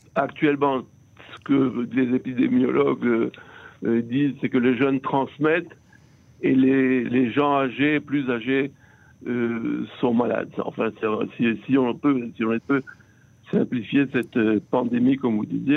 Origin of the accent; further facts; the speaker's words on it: Israel; ici chez nous en Israël